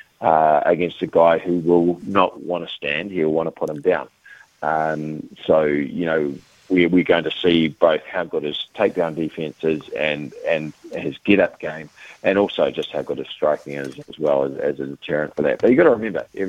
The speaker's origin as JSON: {"language": "English", "country": "New Zealand", "said": "I'm a New Zealander"}